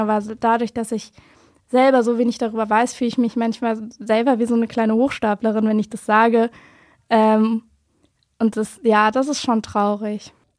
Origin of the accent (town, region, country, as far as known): Wiesbaden, Hesse, Germany; born or raised there